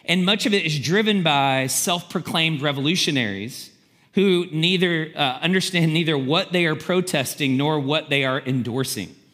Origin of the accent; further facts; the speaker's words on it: the South, United States; So we're from the South, and Alex Murdaugh was uh, from this powerful family of lawyers in the low country of South Carolina.